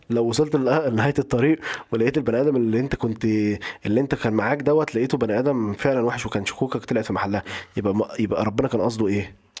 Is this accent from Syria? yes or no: no; Upper Egypt, Egypt; انا راجل صعيدي آه، اهلي ناس صعايده